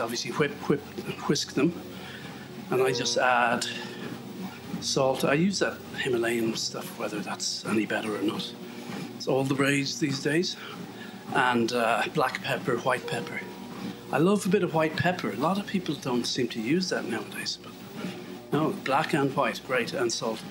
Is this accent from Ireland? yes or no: yes; Ireland; I'm Irish